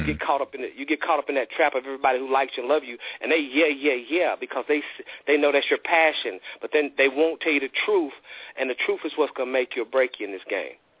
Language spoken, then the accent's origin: English; the South, United States; I'm from the South